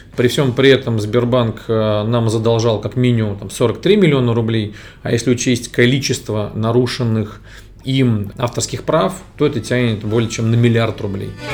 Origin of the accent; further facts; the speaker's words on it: Moscow, Russia; Я родился в Москве